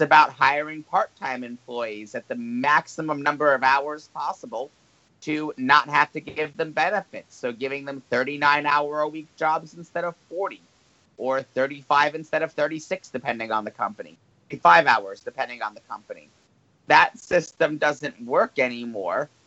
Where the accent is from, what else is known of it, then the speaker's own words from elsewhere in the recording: New Jersey, United States; the state of New Jersey is voting to, and this is my home state